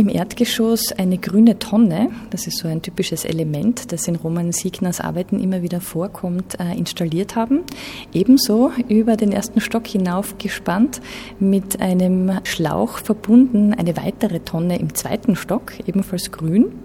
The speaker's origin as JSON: {"language": "German", "town": "Graz", "region": "Styria", "country": "Austria", "said": "Ja, interessant für mich als Grazerin natürlich ist, dass sie in Graz geboren wurde"}